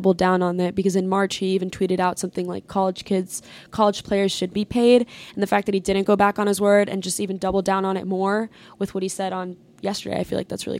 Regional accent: Boca Raton, Florida, United States; born or raised there

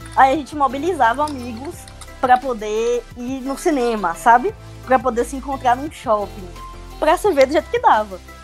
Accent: Salvador, Bahia, Brazil; tenho 25 anos, sou aqui de Salvador.

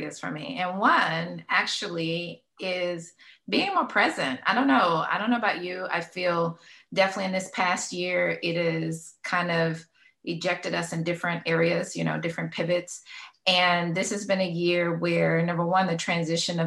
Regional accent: Louisiana, United States; now in Florida, United States; I'm from Louisiana. I like to claim I'm a Louisiana girl by heart and mind, even though I've been a Floridian technically for a while.

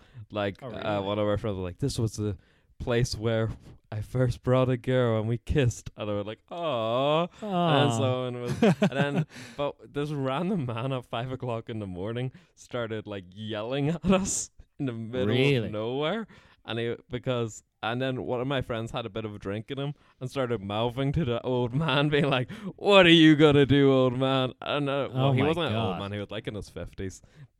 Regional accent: Ulster, Ireland; But the annoying thing about my accent is that my friends in Donegal, they claim I don't have a Donegal accent just because I didn't move there till I was 5.

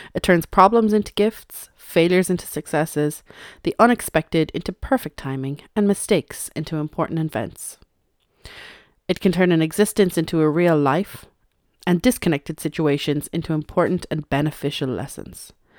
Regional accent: Ireland; I suppose I am Irish, and we don't actually celebrate Thanksgiving here in Ireland

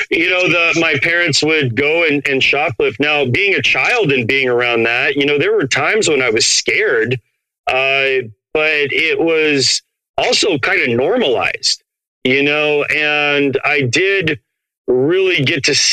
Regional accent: Portland, Oregon, United States; also born or lived in Phoenix, Arizona; I grew up brown in Portland, Oregon, which is one of the whitest cities in America, and then white in a little barrio in uh, right outside of Phoenix

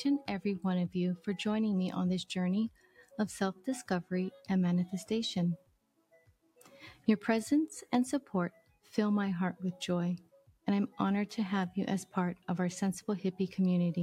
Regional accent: Hawaii, United States; I'm from Hawaii

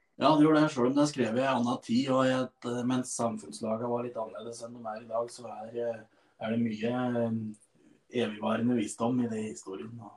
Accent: Stange, Innlandet, Norway; Jeg er jo da ifra Stange

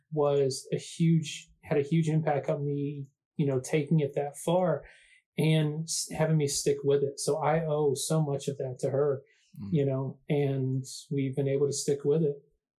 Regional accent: the South, United States; I mean, I'm from the South, yeah, man.

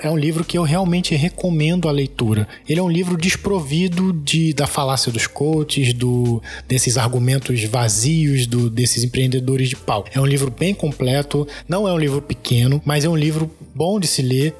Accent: Brazil; como bom brasileiro que sou

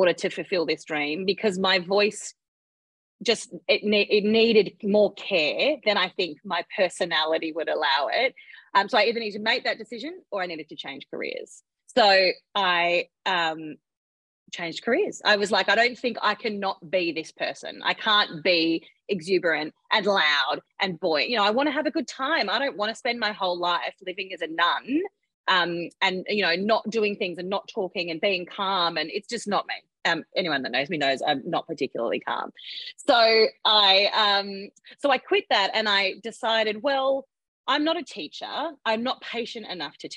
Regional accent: Western Australia, Australia; moved away as an adult; also born or lived in Perth; now in Sydney, Australia; I'm from West Australia.

